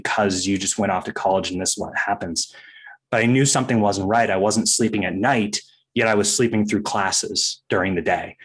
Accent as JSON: {"language": "English", "region": "Maine", "country": "United States", "tie": "born or raised there", "said": "growing up in Maine"}